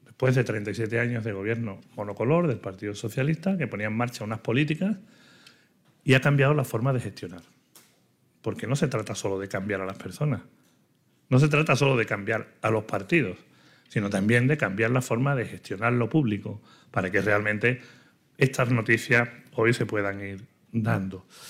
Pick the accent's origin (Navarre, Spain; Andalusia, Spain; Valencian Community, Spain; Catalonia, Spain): Andalusia, Spain; mi tierra